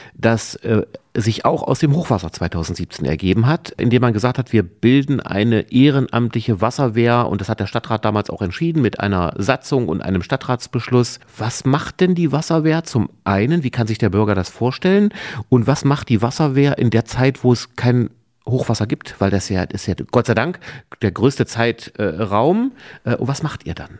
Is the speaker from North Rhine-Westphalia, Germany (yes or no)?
no; Wernigerode, Saxony-Anhalt, Germany; Wir sind beide in Wernigerode geboren, geboren und wohnen beide in Hasserode jetzt